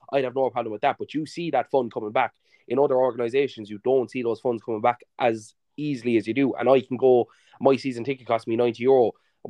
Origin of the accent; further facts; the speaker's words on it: Kilmallock, Munster, Ireland; I'm from Kalimo.